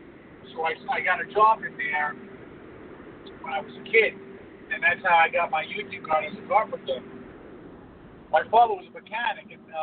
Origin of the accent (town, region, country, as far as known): Queens, New York, United States